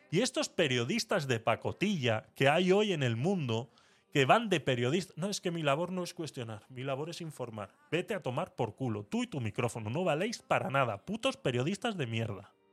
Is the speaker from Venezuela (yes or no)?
yes; Venezuela; Eh, Mabel y yo somos venezolanas.